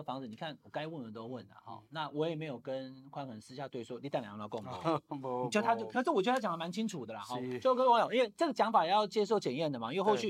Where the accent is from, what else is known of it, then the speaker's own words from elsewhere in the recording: Taichung, Taiwan; 小龙灾啊，我们台中人哈，可是很大哦